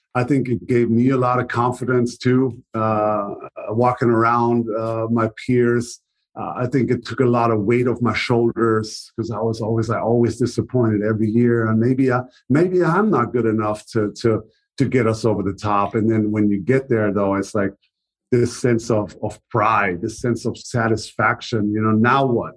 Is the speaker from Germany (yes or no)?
yes; Germany; English is a second language; moved away as an adult; also born or lived in Dallas; to Germany, to my hometown